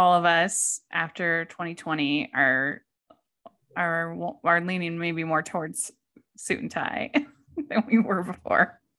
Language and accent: English; Utah, United States; Because I'm in Utah. I'm from Utah.